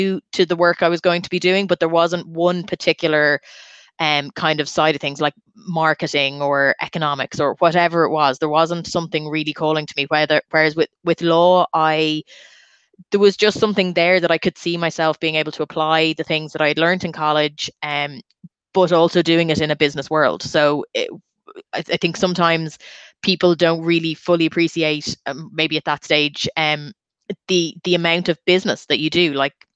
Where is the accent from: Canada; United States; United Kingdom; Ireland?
Ireland; Dublin, Leinster; I'm from Dublin